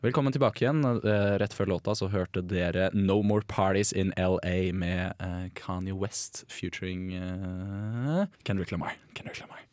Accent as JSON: {"language": "Norwegian", "town": "Bærum", "region": "Akershus", "country": "Norway", "said": "jeg, er fra Bærum"}